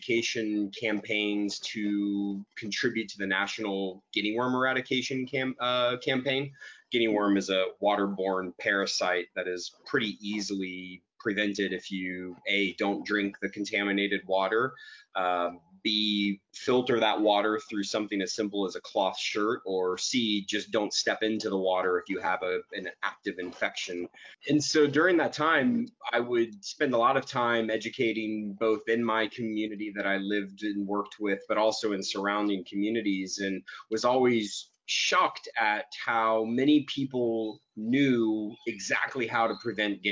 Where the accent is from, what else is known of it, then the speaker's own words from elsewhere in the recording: Dallas, Texas, United States; I was born and raised in Dallas, Texas